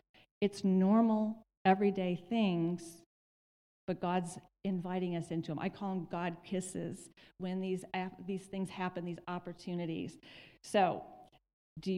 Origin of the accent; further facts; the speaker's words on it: Michigan, United States; moved away; we're from Michigan